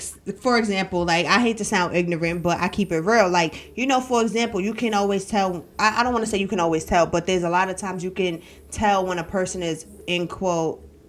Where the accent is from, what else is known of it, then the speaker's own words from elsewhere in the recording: New York, United States; now in Greensboro, United States; I came from New York to Greensboro with literally a duffel bag with like a week and a half worth of clothes and $50 made nothing out of something.